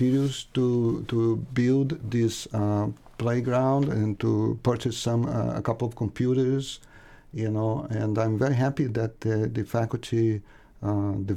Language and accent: English; Brazil; English is a second language; moved away as an adult; I'm originally from Brazil, but I've been here for more than 35 years.